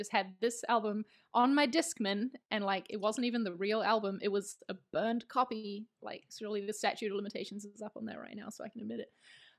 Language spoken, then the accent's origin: English; New Zealand; also born or lived in London, United Kingdom; now in Spain; I live in Spain. I'm from New Zealand, so that's the accent you're hearing. But I lived for about 4.5 years in the UK, in London. So the accent's kind of a mix now.